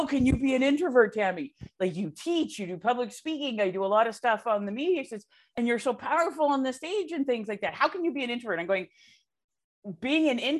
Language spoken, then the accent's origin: English; Canada; I'm Canadian